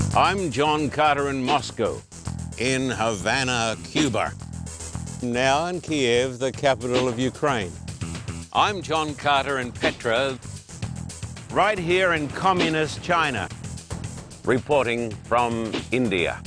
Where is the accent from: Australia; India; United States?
Australia; moved away; I was brought up in Australia